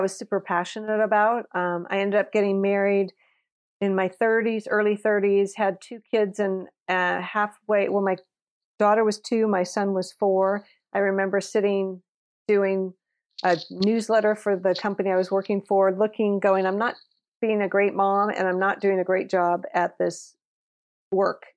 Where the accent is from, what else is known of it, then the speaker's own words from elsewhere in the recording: Napa, California, United States; I grew up in Napa, California, which is a very small community